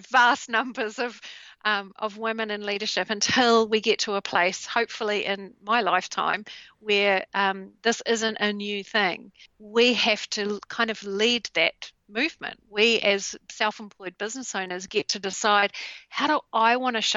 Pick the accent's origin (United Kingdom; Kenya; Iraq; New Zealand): New Zealand; in New Zealand, in my home country.